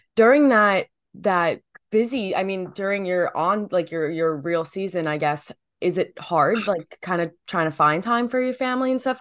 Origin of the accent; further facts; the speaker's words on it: New Jersey, United States; I'm from New Jersey